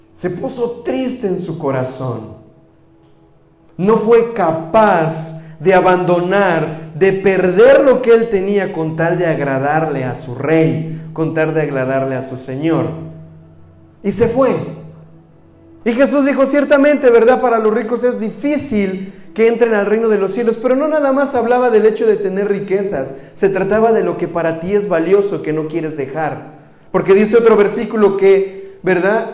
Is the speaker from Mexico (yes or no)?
yes; Mexico; moved away; soy mexicano